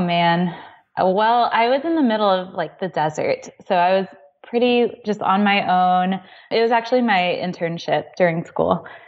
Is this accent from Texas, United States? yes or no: yes; Texas, United States; moved away as an adult; now in Oklahoma, United States; We're from Texas, but we're in Oklahoma now